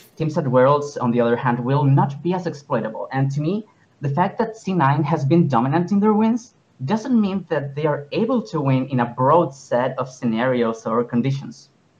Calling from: Viña del Mar, Valparaíso, Chile; I am calling from Viña del Mar, from the country of Chile, to be more specific.

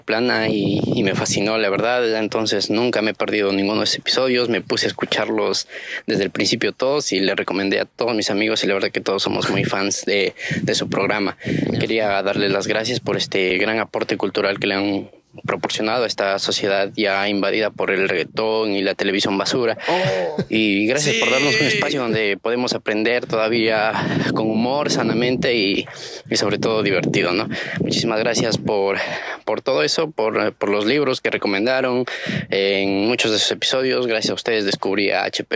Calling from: Peru; les escucho desde Perú

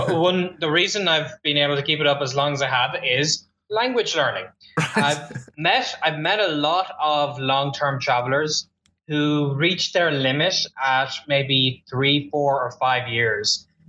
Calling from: Melbourne, Victoria, Australia; Today I'm talking to you from Melbourne, Australia, down under.

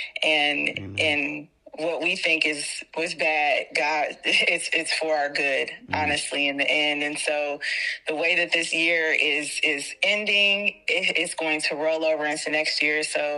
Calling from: Columbus, Ohio, United States; I'm from Columbus, Ohio.

